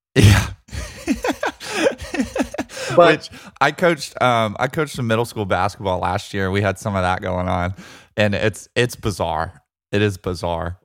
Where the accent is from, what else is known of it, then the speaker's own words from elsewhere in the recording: Birmingham, Alabama, United States; UAB, my hometown team that I grew up pulling for